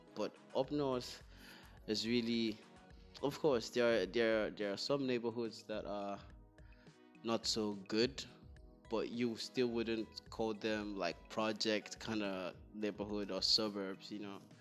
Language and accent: English; Northern Nigeria, Nigeria; I was born in the north. And for the most part of my childhood, I was raised in the north